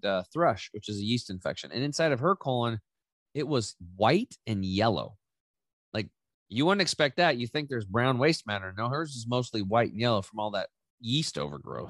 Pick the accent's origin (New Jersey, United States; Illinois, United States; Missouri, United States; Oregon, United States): Oregon, United States; Eastern; I grew up in Eastern Oregon. I'm back home now